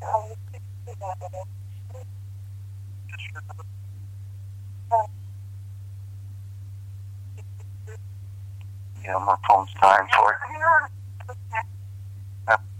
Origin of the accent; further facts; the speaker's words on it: New Jersey, United States; I'm from Jersey